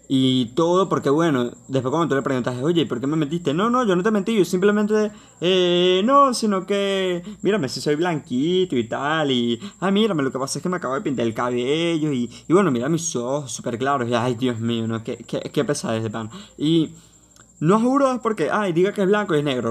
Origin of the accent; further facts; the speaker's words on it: Venezuela; en mi país, en Venezuela